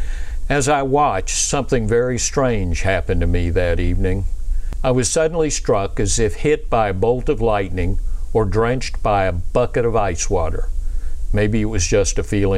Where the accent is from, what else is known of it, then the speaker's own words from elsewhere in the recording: Pensacola, Florida, United States; now in Atlanta, United States; I was raised in Pensacola, Florida